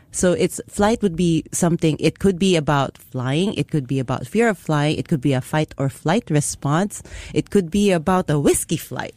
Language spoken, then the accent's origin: English; Philippines; now in Singapore; I grew up in the Philippines